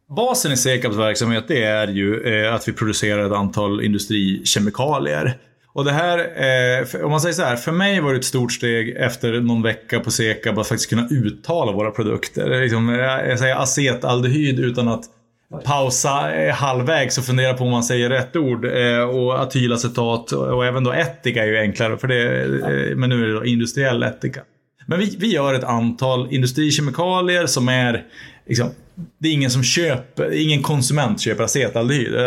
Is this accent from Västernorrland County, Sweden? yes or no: yes; Örnsköldsvik, Västernorrland County, Sweden; min hemstad Örnsköldsvik